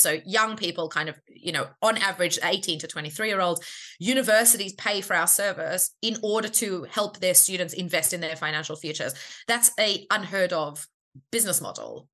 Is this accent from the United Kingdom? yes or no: no; Australia; I'm Australian